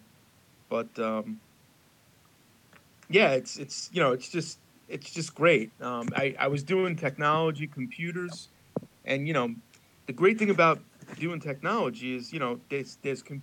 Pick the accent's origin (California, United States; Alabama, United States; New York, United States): New York, United States; Elmont; I am originally from Elmont.